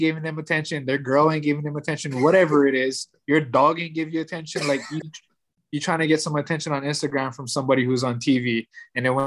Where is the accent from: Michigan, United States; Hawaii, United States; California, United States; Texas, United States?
Hawaii, United States; I'm from Hawaii